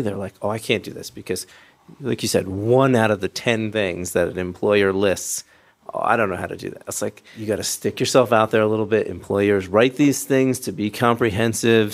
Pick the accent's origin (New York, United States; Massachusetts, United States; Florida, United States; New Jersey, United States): Massachusetts, United States; Berkshire County; moved away; I grew up here in Berkshire County, and as a kid, I was taken to all of our cultural destinations